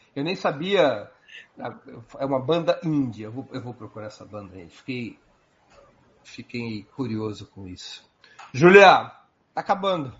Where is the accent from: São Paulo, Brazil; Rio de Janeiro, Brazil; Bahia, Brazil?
São Paulo, Brazil; Eu sou de São Paulo